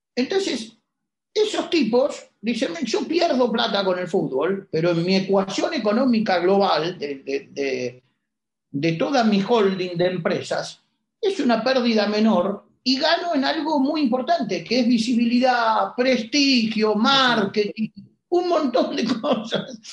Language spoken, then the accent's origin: Spanish; Argentina; somos los argentinos